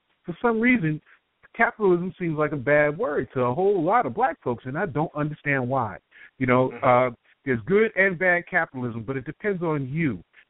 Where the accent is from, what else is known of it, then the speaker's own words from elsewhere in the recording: New York, United States; I'm from New York.